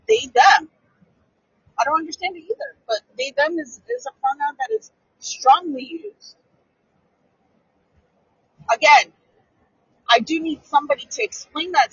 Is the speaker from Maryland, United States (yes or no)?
no; San Francisco, California, United States; I grew up in San Francisco